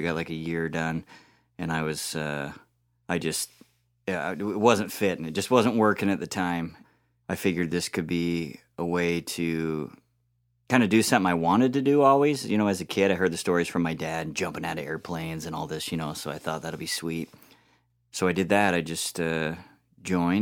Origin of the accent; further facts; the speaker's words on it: Utah, United States; also born or lived in Montana / Brazil; I was born in Montana, but my whole family is from Utah, so we moved back to Utah. Mormon heritage all the way back to Joseph Smith times. You know, I come from that stock. So, but great place to grow up. Grew up in the mountains on a farm